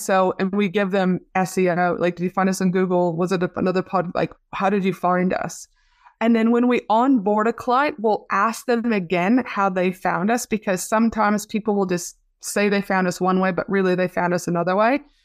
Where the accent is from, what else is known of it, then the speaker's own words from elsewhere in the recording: Canada; now in Australia; you're very close to my hometown back in Canada